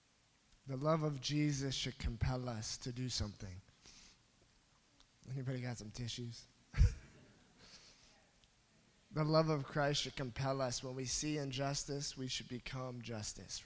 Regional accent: Fort Dodge, Iowa, United States; moved away as an adult; now in Philippines; I'm from Fort Dodge, Iowa

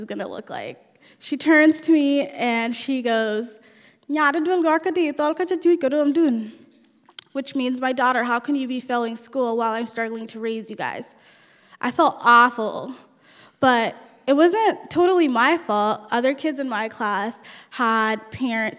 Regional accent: United States; first language Nuer; English is a second language; also born or lived in Ethiopia / South Sudan / California; we lived in three different refugee camps until we moved to the United States in 1994

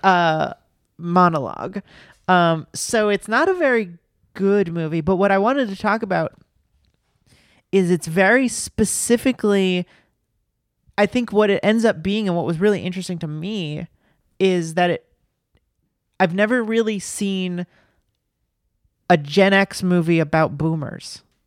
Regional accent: the South, United States; I grew up in the South

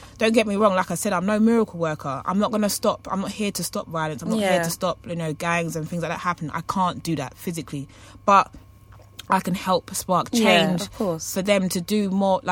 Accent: London, United Kingdom; growing up in Hackney

